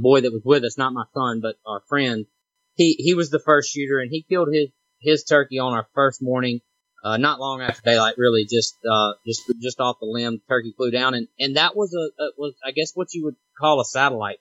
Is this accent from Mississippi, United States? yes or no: yes; Mississippi, United States; now in Louisiana, United States; I live in Louisiana, but I'm right near the Mississippi border, and I'm from Mississippi.